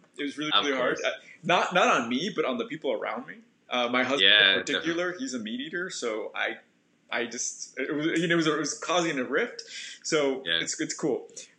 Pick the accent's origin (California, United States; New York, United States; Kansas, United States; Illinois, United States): California, United States; Los Angeles; moved away; I'm from the downtown area